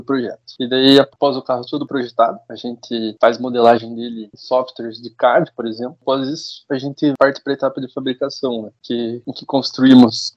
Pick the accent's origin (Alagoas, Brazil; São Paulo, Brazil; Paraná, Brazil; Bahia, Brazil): Paraná, Brazil; Curitiba; Sou aqui de Curitiba mesmo.